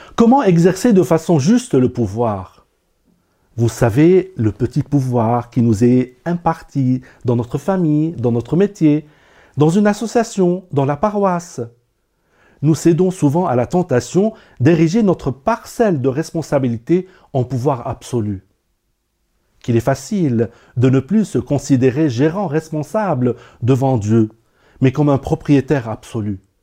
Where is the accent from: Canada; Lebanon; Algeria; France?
Lebanon; moved away; au Liban, mon pays natal.